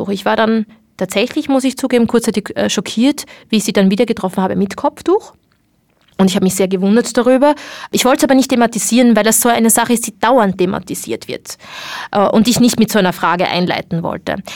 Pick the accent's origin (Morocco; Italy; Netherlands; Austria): Morocco; dass es äh, sehr wohl einen Unterschied macht, ob man es trägt oder nicht, als Marokkanerin wohlgemerkt, nicht als Ausländerin